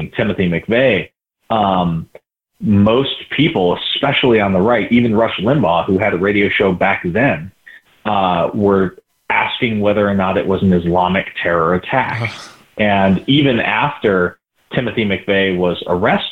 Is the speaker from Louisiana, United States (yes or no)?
no; St. George, Utah, United States; I grew up in St. George, Utah